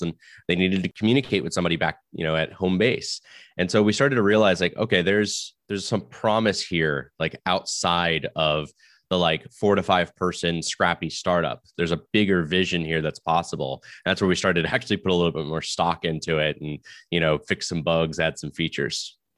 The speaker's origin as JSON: {"language": "English", "region": "Florida", "country": "United States", "moved": "yes", "lives_now": "Silicon Valley, United States", "said": "I may live in the world of the valley, but I'm actually from Florida"}